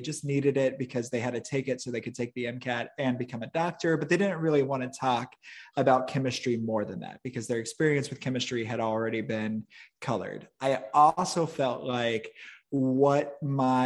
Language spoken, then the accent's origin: English; Midwest, United States; also born or lived in Chicago suburbs, Illinois; I grew up in the Midwest